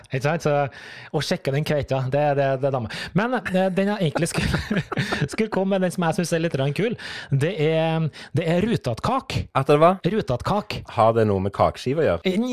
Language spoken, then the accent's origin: Norwegian; Trøndelag, Norway; Du, jeg er jo trønder, så det, det, det former jo farget mitt. Men jeg har blitt ganske utvaska.